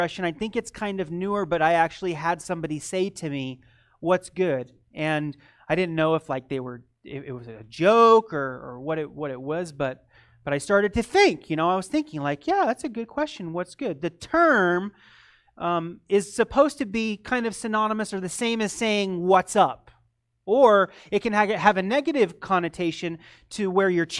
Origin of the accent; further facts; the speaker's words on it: United States; also born or lived in Eastern Europe; being an American